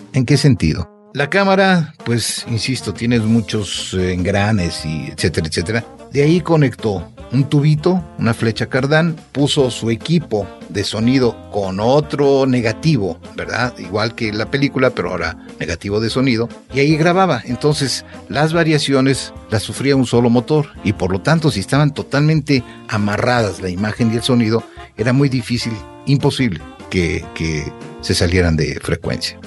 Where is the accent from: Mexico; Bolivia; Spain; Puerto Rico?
Mexico; somos mexicanos